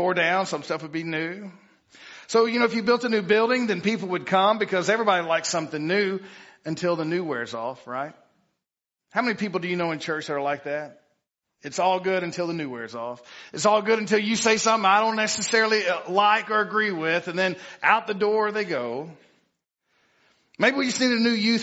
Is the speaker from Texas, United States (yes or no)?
yes; Piney Woods, East Texas, United States; I am from East Texas. I'm a little off. I'm really from the Piney Woods